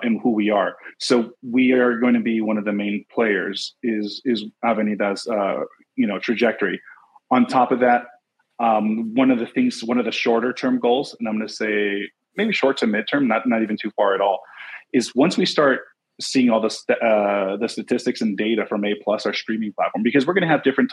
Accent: Los Angeles, California, United States; I'm born and raised

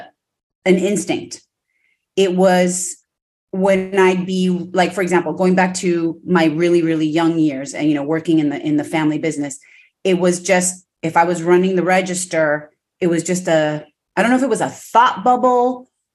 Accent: Los Angeles, California, United States; born and raised in Los Angeles, you know, parents, immigrants from Mexico

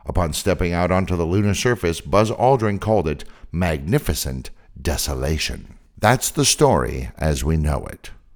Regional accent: San Francisco Bay Area, California, United States; I'm from the San Francisco Bay Area, and I grew up with daily, literally daily, earthquakes

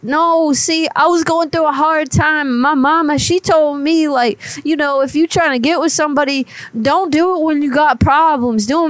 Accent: Florida, United States; I was originally born and raised in Florida, but I done moved.

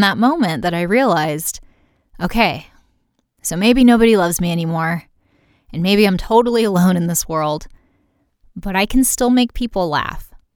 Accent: United States; I'm American

